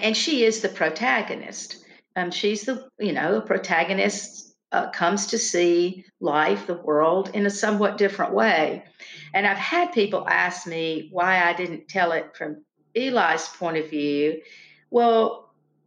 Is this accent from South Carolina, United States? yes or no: yes; Lancaster, South Carolina, United States; I grew up in the small town of Lancaster, South Carolina